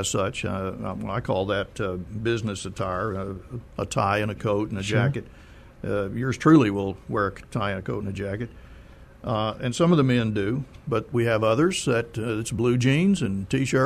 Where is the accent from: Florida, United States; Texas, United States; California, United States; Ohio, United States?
Texas, United States; Plainview; now in San Antonio, United States; I grew up in Plainview, Texas